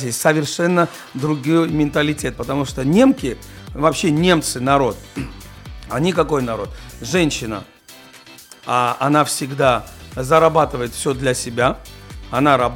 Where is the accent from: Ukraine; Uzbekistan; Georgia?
Georgia; я все-таки с грузин, я грузин